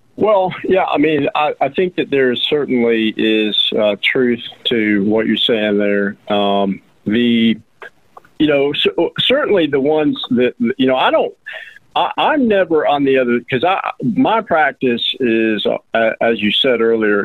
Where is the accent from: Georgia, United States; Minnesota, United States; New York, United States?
Georgia, United States; Roswell; now in Rome, United States; I'm from Roswell, Georgia